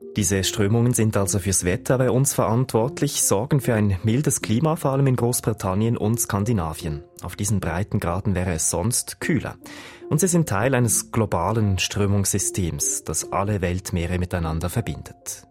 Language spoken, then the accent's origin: German; Switzerland; bei uns in der Schweiz